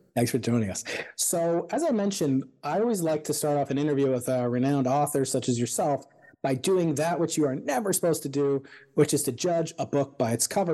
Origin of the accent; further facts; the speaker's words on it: Suffolk County, Long Island, New York, United States; now in California, United States; I'm actually from Suffolk County